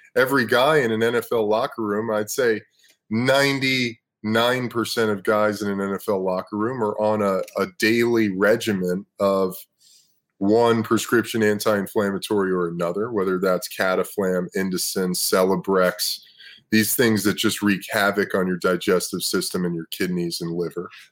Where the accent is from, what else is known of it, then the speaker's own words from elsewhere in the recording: Los Angeles, California, United States; also born or lived in Brooklyn, New York City, United States; I was born in New York City, lived in Brooklyn until I was 10. My mom moved my brother and I out to Los Angeles.